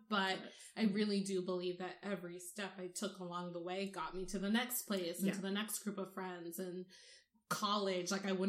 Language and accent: English; Omaha, Nebraska, United States; born there; I was born in Nebraska. Wow. It was the only black child born on October 19th, 1991.